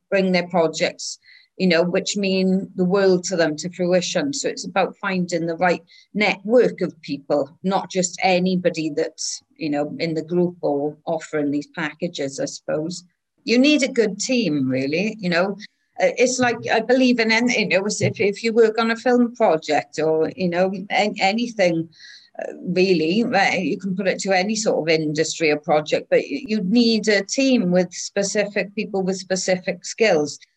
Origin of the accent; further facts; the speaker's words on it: Wales, United Kingdom; well, I'm Welsh, but I'm also English and Irish